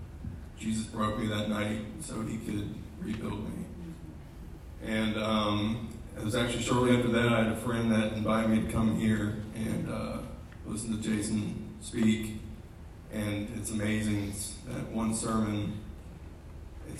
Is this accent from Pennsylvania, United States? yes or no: no; Marietta, Georgia, United States; I grew up here in Marietta. I was born and raised.